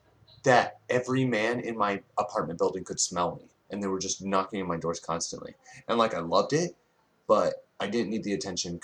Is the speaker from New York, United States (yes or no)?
no; Hayward, California, United States; moved away; I was born in California, outside Oakland, Hayward. I don't live there now